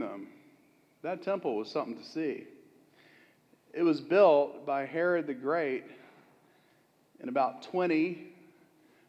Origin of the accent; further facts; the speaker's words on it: Florida, United States; I'm from Florida